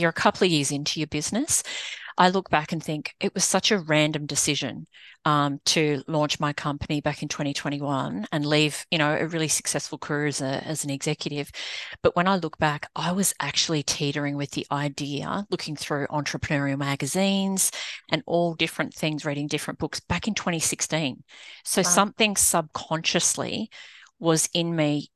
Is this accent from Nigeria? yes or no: no; Australia; moved away as an adult; now in United States; I'm an Aussie, but living in the US